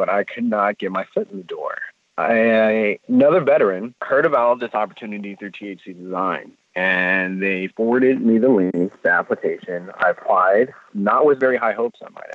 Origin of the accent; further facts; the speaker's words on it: California, United States; being a Californian